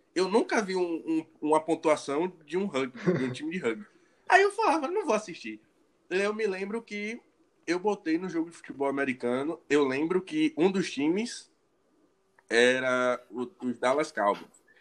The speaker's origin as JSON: {"language": "Portuguese", "region": "Bahia", "country": "Brazil", "said": "eu sou baiano"}